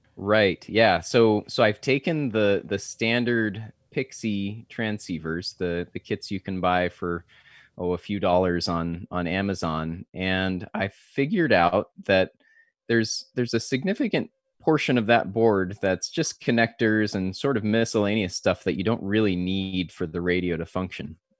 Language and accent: English; Southern California, United States; now in San Diego, United States; I grew up in Southern California